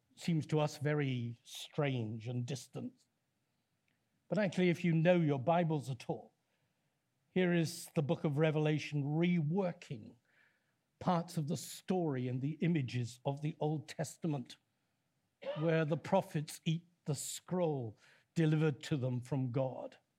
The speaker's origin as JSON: {"language": "English", "town": "Leicester", "region": "East Midlands", "country": "United Kingdom", "said": "I come from Leicester"}